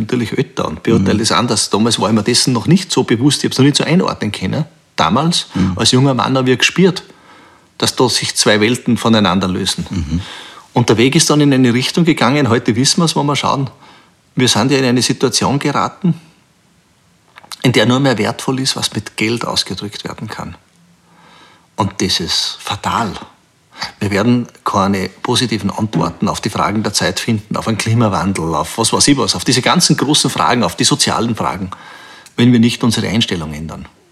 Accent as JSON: {"language": "German", "town": "Bruck an der Großglocknerstraße", "region": "Salzburg", "country": "Austria", "tie": "born or raised there", "said": "ich bin in Bruck an der Glocknerstraße aufgewachsen."}